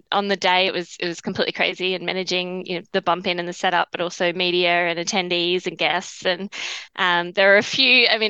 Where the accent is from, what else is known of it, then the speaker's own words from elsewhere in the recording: Cairns, Queensland, Australia; also born or lived in Brisbane; my family are sugarcane farmers. My dad's still a farmer on the family farm. And so I grew up in Cairns, but on a farm. So it was quite unique. I was able to kind of have the farm life, but in a, 15 minutes from an international airport.